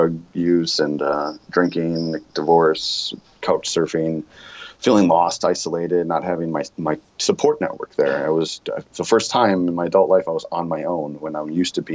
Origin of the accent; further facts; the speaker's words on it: Sheboygan, Wisconsin, United States; moved away as an adult; now in Chicago, United States; I grew up in Sheboygan, Wisconsin